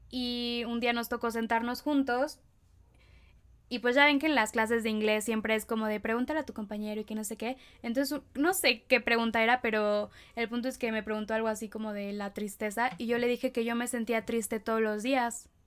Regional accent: Querétaro, Mexico; born there; also born or lived in Veracruz / State of Mexico; viví en, nací en Querétaro, después viví en Veracruz, después me regresé a vivir a Querétaro y ahora vivo en el Estado de México

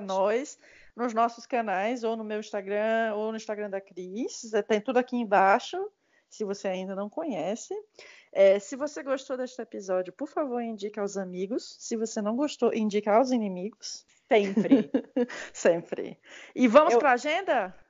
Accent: Brazil; moved away as an adult; eu sou brasileira, só faz oito anos que eu saí daí

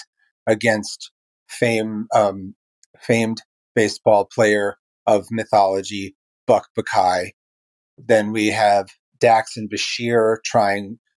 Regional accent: New York City, New York, United States; now in Baltimore, United States; I live in Baltimore, Maryland. I come from Brooklyn, New York

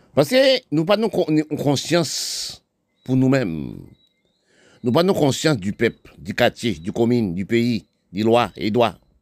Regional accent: Haiti; mon pays là, je suis né, d'Haïti

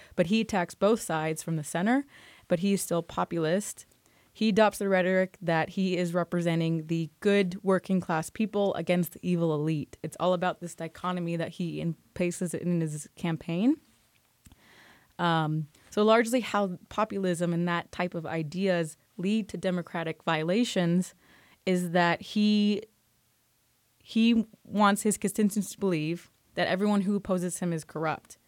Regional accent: United States; as an American researcher

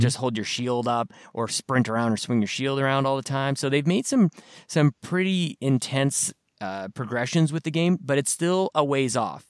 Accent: Canada; I'm from Canada.

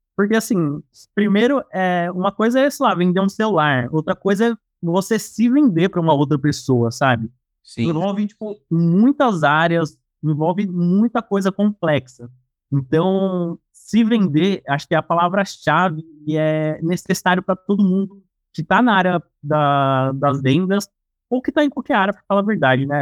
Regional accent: São Paulo, Brazil; sou aqui de São Paulo

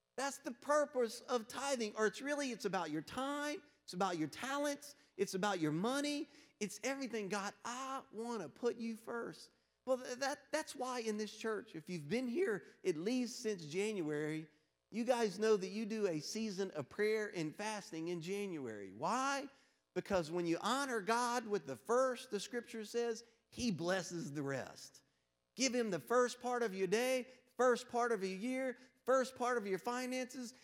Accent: Louisiana, United States; moved away; I'm from Louisiana originally.

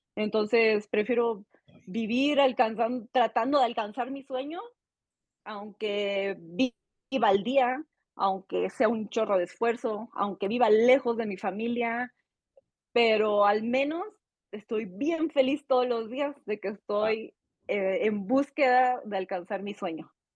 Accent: Saltillo, Coahuila, Mexico; born or raised there; moved away as an adult; also born or lived in Playa del Carmen; now in Mexico City, Mexico

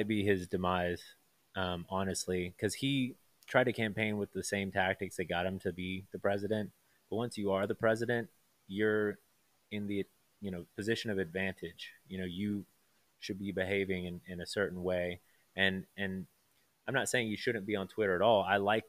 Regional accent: United States; we have as the American people

